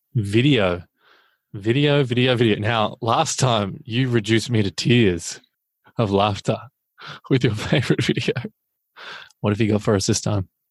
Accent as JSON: {"language": "English", "country": "Australia", "said": "as an Australian"}